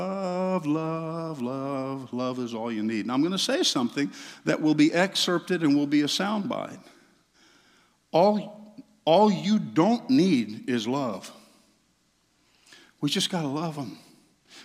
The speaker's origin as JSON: {"language": "English", "region": "Southeast", "country": "United States", "tie": "born or raised there", "said": "I grew up in the Southeast in small Pentecostal churches"}